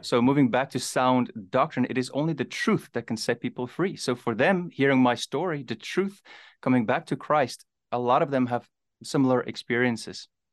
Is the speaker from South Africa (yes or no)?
yes; South Africa; born or raised there; also born or lived in Namibia